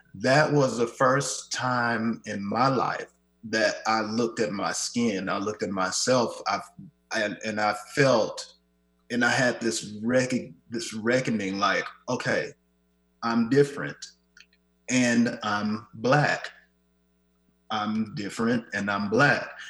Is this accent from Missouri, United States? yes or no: yes; Kansas City, Missouri, United States; moved away as an adult; now in Seattle, United States; my hometown that they have been, Kansas City